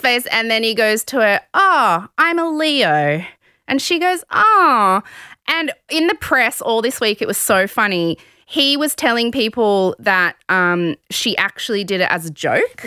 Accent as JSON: {"language": "English", "town": "Sydney", "region": "New South Wales", "country": "Australia", "tie": "born or raised there", "said": "I grew up in the West."}